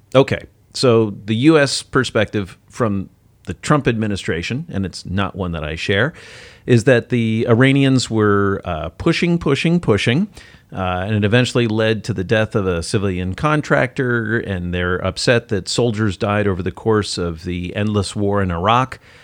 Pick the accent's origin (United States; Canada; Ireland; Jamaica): United States; as an American